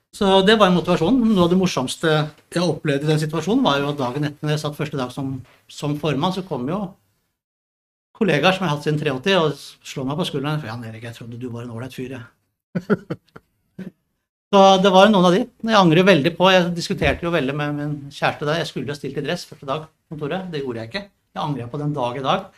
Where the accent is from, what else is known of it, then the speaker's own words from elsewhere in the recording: Drøbak, Akershus, Norway; jeg er fra Drøbak